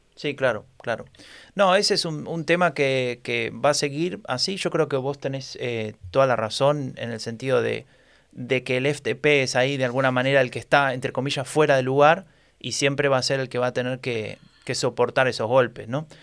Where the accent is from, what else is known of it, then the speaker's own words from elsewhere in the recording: Argentina; now in Germany; como buen argentino, que se precie